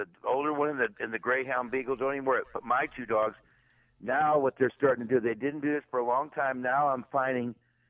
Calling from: St. Louis, Missouri, United States; Yeah, I'm from the Show Me State.

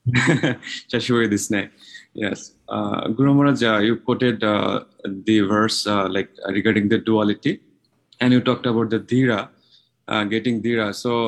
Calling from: Japan; from Japan.

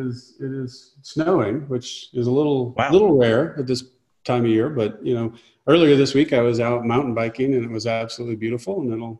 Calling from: New Mexico, United States; I live in the mountains between Albuquerque and Santa Fe, New Mexico.

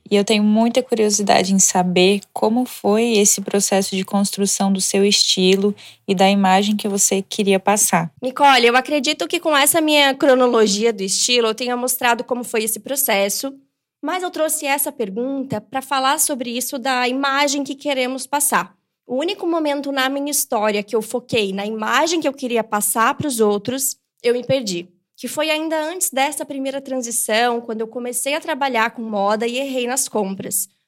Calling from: São Paulo, Brazil; sou de São Paulo

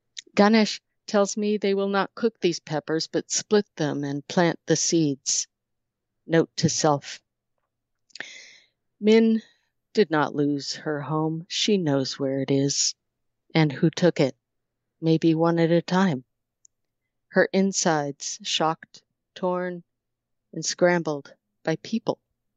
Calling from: Montpelier, Vermont, United States; Vermont. Montpelier, Vermont.

